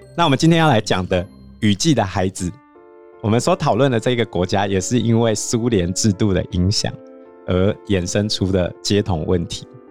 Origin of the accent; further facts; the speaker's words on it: Zhubei, Hsinchu County, Taiwan; 我家在竹北嘛